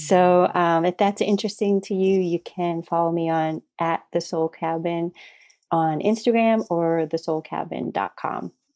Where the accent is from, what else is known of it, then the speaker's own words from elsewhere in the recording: Massachusetts, United States; moved away; We were both originally from Massachusetts